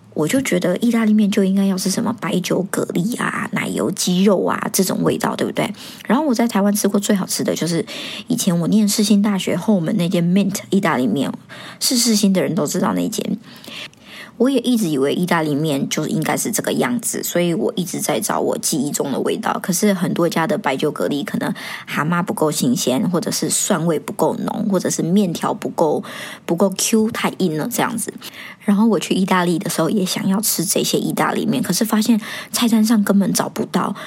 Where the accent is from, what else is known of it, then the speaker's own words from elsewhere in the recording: Taiwan; also born or lived in Hong Kong; now in Singapore; 像我在台湾长大呢